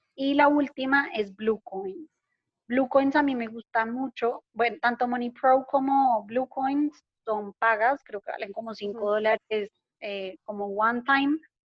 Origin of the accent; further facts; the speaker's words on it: Colombia; hablando como colombiana